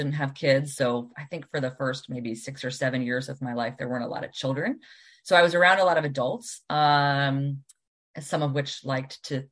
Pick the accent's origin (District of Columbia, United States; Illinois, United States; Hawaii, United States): District of Columbia, United States; Washington; moved away as an adult; also born or lived in Northern Virginia / Oregon / Scotland; I grew up in Washington, DC